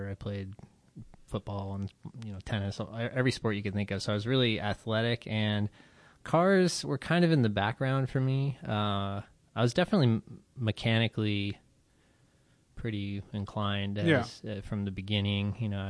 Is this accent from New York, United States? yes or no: no; Las Vegas, Nevada, United States; I grew up in Las Vegas, Nevada, but my father is from Akron, Ohio.